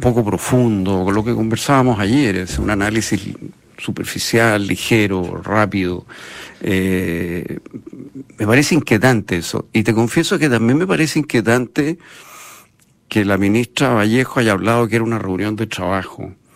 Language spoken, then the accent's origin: Spanish; Chile; yo soy chileno